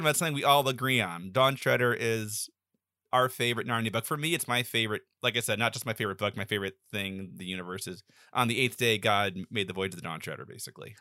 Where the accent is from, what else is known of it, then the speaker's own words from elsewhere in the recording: the South, United States; I grew up in the South my whole life